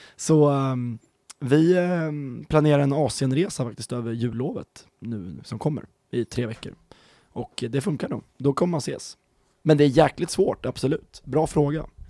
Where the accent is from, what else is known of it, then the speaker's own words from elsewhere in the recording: Stockholm County, Sweden; moved away; jag är ju från eh, Stockholmsregionen. Eh, norr om Stockholm